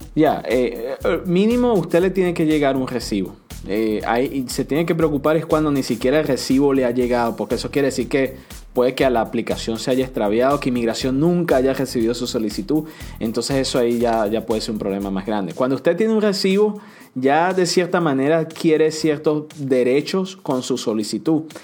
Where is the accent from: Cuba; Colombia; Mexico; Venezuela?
Venezuela; now in United States; Soy venezolana